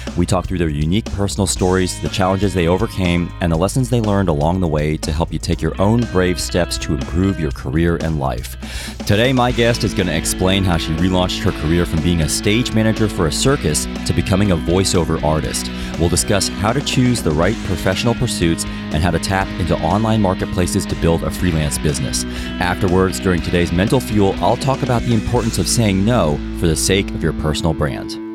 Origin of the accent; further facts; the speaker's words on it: United States; moved away as an adult; now in United Kingdom; I'm American, as you know, and I now live in the U K